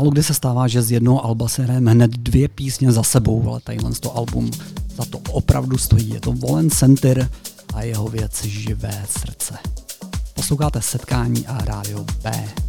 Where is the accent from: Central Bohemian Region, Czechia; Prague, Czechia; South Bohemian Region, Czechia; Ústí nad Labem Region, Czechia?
Central Bohemian Region, Czechia; já jsem se narodil pod Řípem